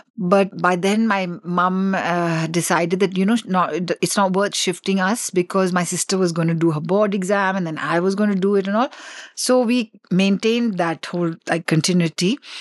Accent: Delhi, India; born or raised there; first language English; also born or lived in Assam

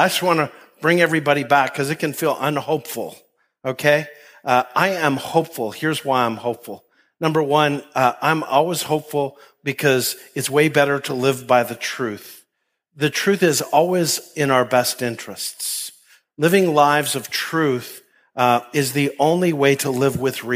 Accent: Canada; moved away as an adult; where I grew up in Canada

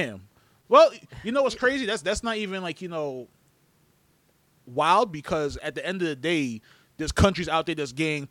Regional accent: New York, United States; we're all from New York.

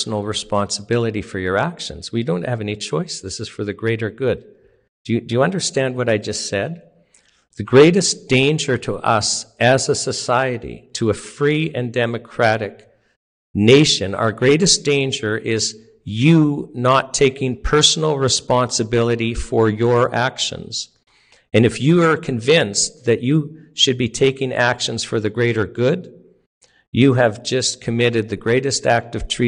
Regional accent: Canada; being Canadian

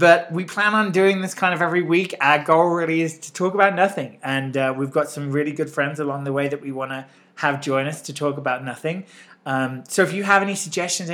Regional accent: England, United Kingdom; now in Utah, United States; I'm clearly a transplant from England

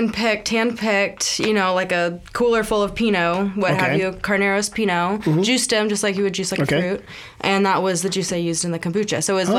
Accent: Mendocino, California, United States; born or raised there; moved away as an adult; also born or lived in Eau Claire, Wisconsin / Arizona; now in Sonoma, United States

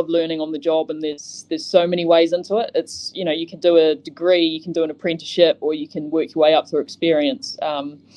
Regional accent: New Zealand; moved away as an adult; also born or lived in Christchurch, New Zealand; now in Bristol, United Kingdom; I'm from the middle of nowhere. So I'm further south than Christchurch

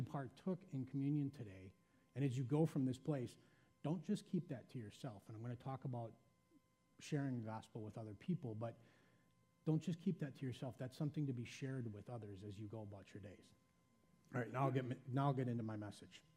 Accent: Janesville, Wisconsin, United States; I was born in Janesville, Wisconsin

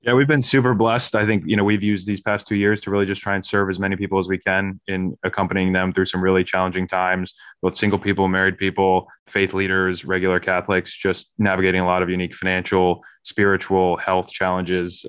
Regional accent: Harrisburg, Pennsylvania, United States; moved away as an adult; also born or lived in New York City / Chicago; I grew up in Harrisburg, Pennsylvania.

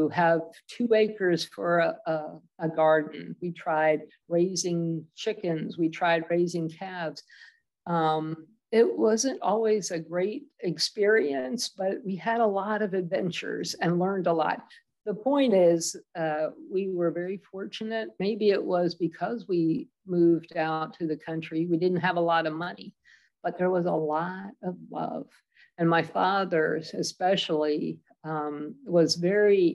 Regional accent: Maryland, United States; born or raised there; also born or lived in Washington, D.C.

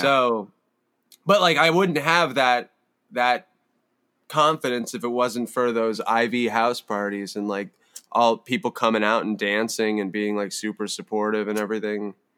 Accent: Palo Alto, California, United States; I grew up in Palo Alto

